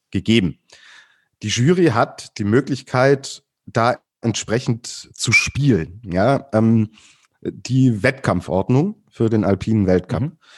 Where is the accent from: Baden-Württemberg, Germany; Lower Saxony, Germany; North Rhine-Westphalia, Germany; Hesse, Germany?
Baden-Württemberg, Germany; ich komme ja aus dem Schwäbischen und bei uns gibt es das schöne Geschmäckle.